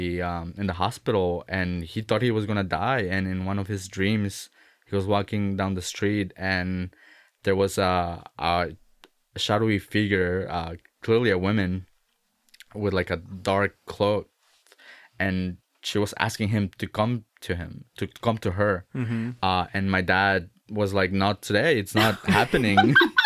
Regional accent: Ciudad Juárez, Chihuahua, Mexico; I was born in Ciudad Juarez, Mexico, right across from El Paso, Texas. But my family is from different parts of Mexico. My dad is from Veracruz, Orizaba, so it's like a beach town, and my mom is like more towards the center of Mexico.

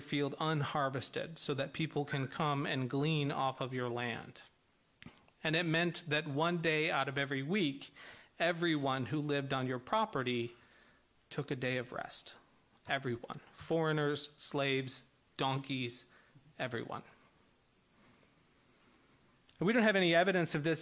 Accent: Midwest, United States; I'm from the Midwest

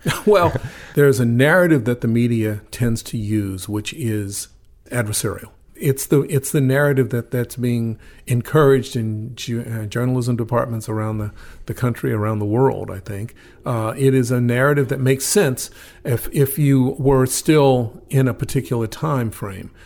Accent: Atlanta, Georgia, United States; also born or lived in Baton Rouge, Louisiana; now in Oregon, United States; when I was in elementary school in Atlanta

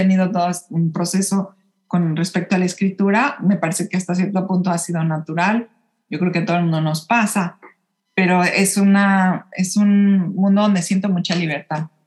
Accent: Mexico City, Mexico; Claro, sí, yo, yo nací y crecí en la Ciudad de México em, y siempre hubo ahí algo como, como un poquito de incomodidad

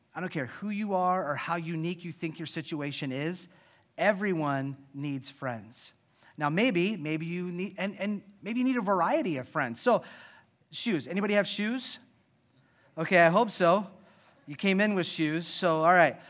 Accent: Iowa, United States; I was born and raised in Iowa

